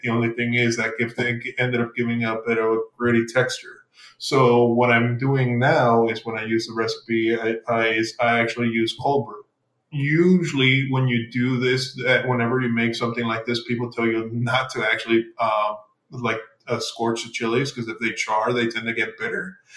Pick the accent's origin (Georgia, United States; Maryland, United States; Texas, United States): Texas, United States; El Paso; also born or lived in Mexico; I grew up originally, I'm from, I'm from Texas, El Paso, Texas. I grew up in Mexico for a bit as well